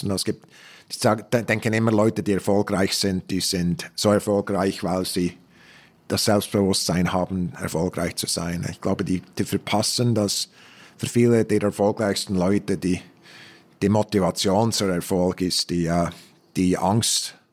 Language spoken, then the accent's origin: German; Switzerland; moved away; aufgewachsen mit Träumen, dass ich zurück bin, wo ich bin, wo ich war. In der Schweiz.